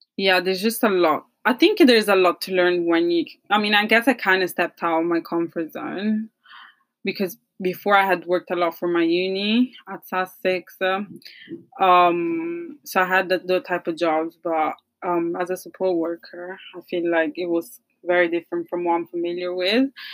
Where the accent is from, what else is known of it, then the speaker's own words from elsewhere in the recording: Italy; accent: Italian; moved away; this is an Italian accent